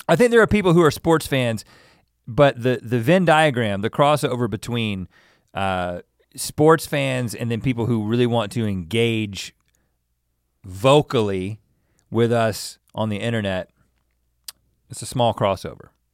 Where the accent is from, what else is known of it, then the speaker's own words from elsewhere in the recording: the South, United States; I'm from the South